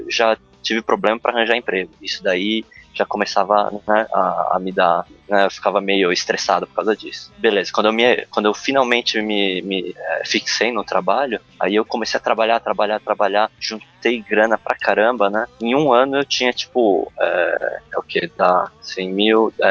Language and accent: Portuguese; Brazil; parte das pessoas não reparava nem que eu era brasileiro, né?